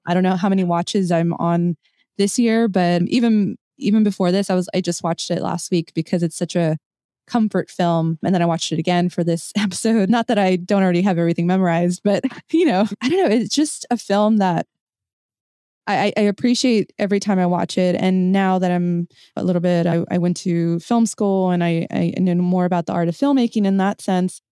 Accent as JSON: {"language": "English", "country": "United States", "said": "my Mexican-American experience"}